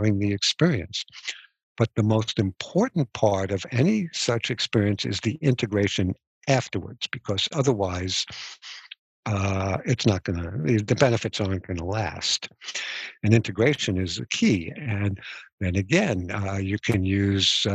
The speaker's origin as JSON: {"language": "English", "country": "United States", "tie": "born or raised there", "said": "I was born in America"}